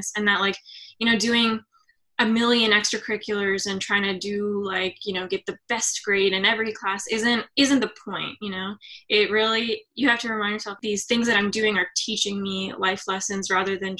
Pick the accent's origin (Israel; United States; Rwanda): United States; Atlanta, Georgia; moved away as an adult; now in Philadelphia, United States; I'm from Georgia, Atlanta, Georgia, like a suburb